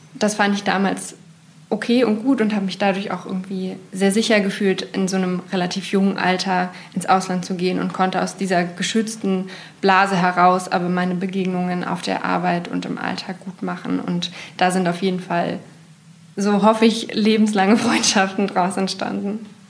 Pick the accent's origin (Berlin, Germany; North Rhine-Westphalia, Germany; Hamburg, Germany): Berlin, Germany; ich komme aus Berlin